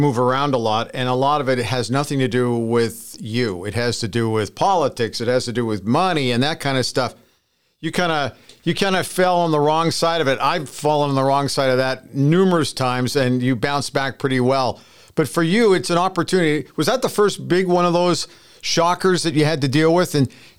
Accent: Edmonton, Alberta, Canada; also born or lived in Calgary; And somebody who was born and bred in Edmonton and followed the Edmonton sports teams

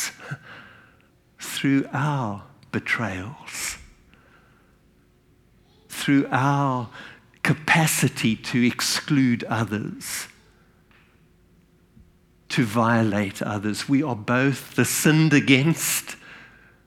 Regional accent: South Africa; I was born in South Africa. And from my very early childhood, as a white South African

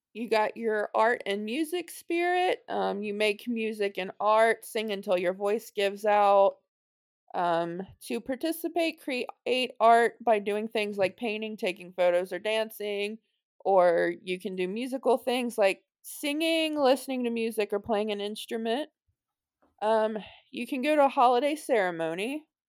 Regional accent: Cincinnati, Ohio, United States; I'm from Cincinnati

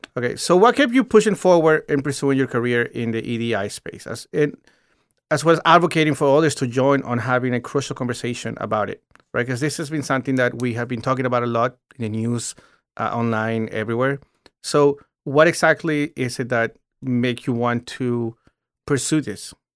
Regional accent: Virginia, United States; I grew up in Virginia

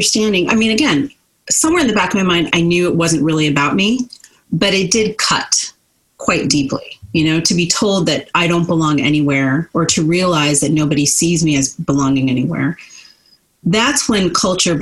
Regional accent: New Jersey, United States; I was born and raised in New Jersey

